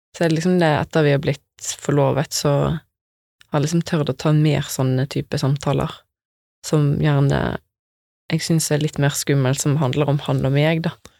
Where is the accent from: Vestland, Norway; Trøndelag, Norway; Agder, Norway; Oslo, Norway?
Vestland, Norway; Bømlo; moved away; der som jeg vokste opp, på Bømlo.